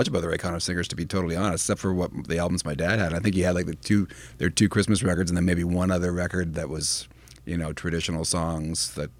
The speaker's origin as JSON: {"language": "English", "country": "Canada", "tie": "born or raised there", "said": "As a Canadian that grew up in the public school system"}